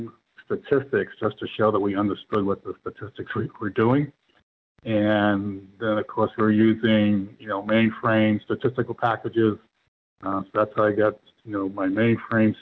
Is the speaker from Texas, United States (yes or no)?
no; Boston, Massachusetts, United States; I'm from Boston originally